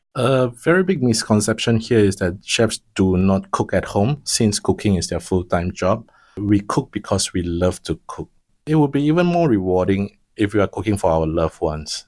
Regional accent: Penang, Malaysia; now in Singapore; I come from Penang.

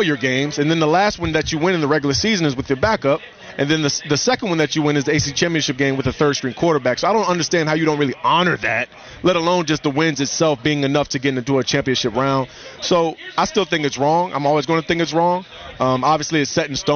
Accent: Virginia Beach, Virginia, United States; I grew up in Virginia Beach right near the Naval Base

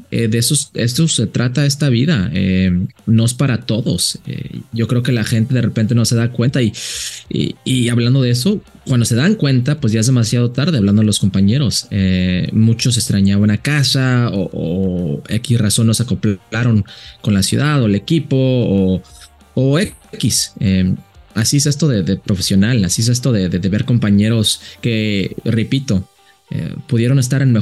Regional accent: Jalisco, Mexico; mis papás son uno de los altos de Jalisco y aprendí mucho de, mi familia, de donde soy, eh, eh, de la cultura de, vivir eh, en, esa área de, Jalisco.

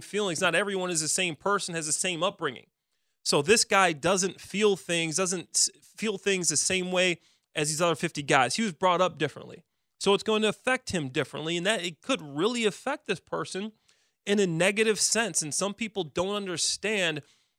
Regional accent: Chicago, Illinois, United States; we're from Chicago.

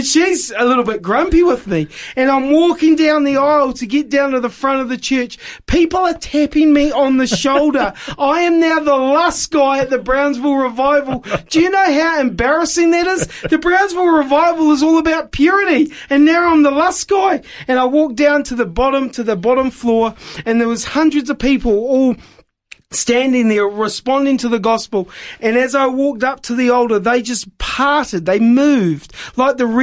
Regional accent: New Zealand; moved away; also born or lived in Wollongong, Australia; I was born in New Zealand, but I was born again in Wollongong, Australia

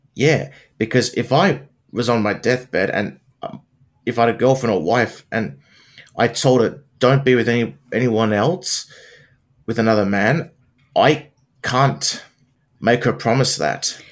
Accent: Wollongong, New South Wales, Australia; My hometown

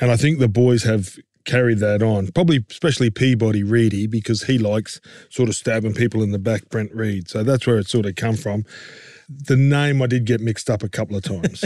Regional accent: Queensland, Australia; being a Queenslander

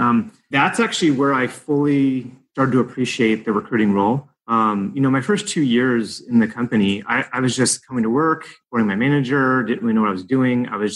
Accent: Illinois, United States; moved away as an adult; now in California, United States; My dad moved me around the country, but my formative years in high school, I grew up outside of Chicago. So yeah, I was there after high school.

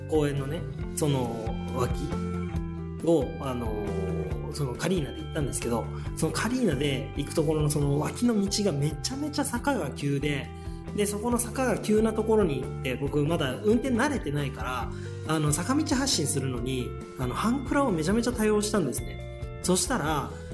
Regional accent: Shizuoka, Japan; 静岡市の清水区出身なんですけどね、えーとまあ、大学まで清水におりました

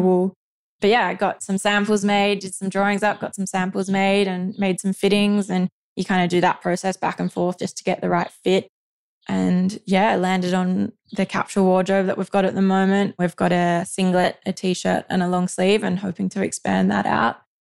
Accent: Condobolin, New South Wales, Australia; moved away; I'm from Condobolin, Central New South Wales, and have grown up on a property there with my mum and dad and two older sisters

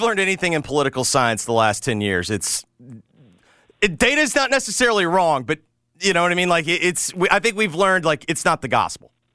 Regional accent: Memphis, Tennessee, United States; someone who grew up here

